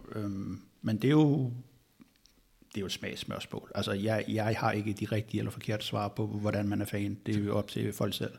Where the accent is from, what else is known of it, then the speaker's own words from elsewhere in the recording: Bornholm, Capital Region of Denmark, Denmark; så kommer jeg jo fra Bornholm